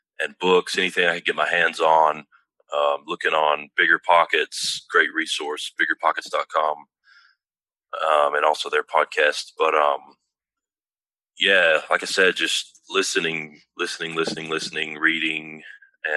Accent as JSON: {"language": "English", "town": "Tullahoma", "region": "Tennessee", "country": "United States", "tie": "born or raised there", "said": "It's very close to where I grew up, in my hometown, Tullahoma, Tennessee"}